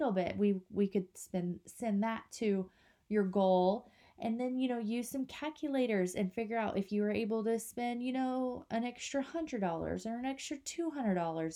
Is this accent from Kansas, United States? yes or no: yes; Kansas, United States; now in North Carolina, United States; we live in North Carolina, but we're from Kansas